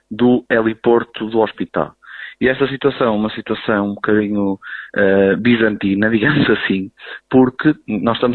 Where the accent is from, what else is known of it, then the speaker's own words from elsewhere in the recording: Silgueiros, Viseu, Portugal; Não sou, sou de Silgueiros, mas vim aqui para ver.